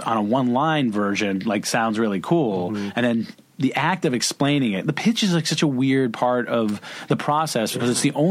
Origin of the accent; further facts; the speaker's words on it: Boston, Massachusetts, United States; moved away; also born or lived in Los Angeles / New York; going to Cape Cod every summer as a Bostonian.